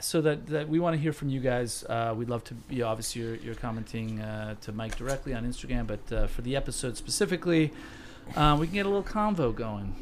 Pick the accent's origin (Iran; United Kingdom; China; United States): United Kingdom; London; moved away; I was raised in London